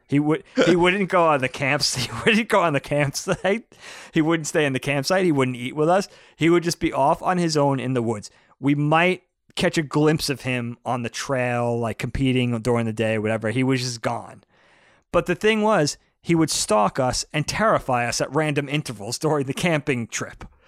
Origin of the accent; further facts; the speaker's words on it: Brookhaven, New York, United States; moved away; also born or lived in Philadelphia; I grew up in Brookhaven in Troop Four.